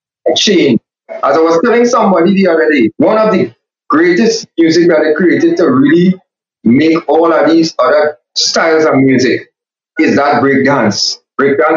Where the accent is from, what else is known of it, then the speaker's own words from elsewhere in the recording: Trinidad & Tobago; I am from the Caribbean.